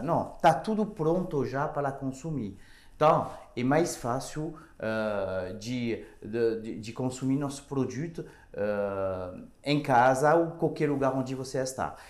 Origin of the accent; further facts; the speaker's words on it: France; Portuguese is a second language; moved away as an adult; now in Brazil; eu sou francês. Uh, eu cheguei uh, faz ah, umas 10 anos aqui no Brasil